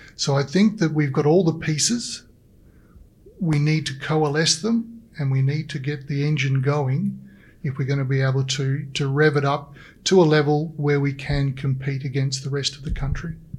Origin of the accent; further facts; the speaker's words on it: Australia; now in British Columbia, Canada; as an Australian